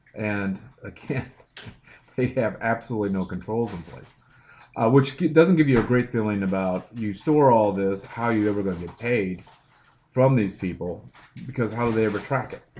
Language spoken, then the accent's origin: English; Midwest, United States; And then I grew up in the Midwest